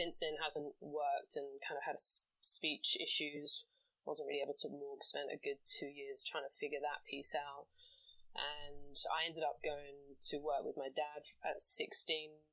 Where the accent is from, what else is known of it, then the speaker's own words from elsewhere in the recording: London, United Kingdom; now in New York, United States; I'm from England, born and bred in London.